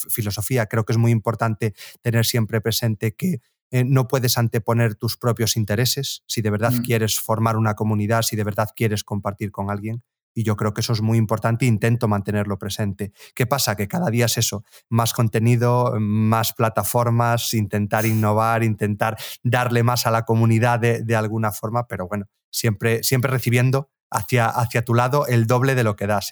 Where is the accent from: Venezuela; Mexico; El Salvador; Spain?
Spain; Galicia; yo volví a mi ciudad natal, aquí en, en, Galicia, el pueblo donde básicamente me crié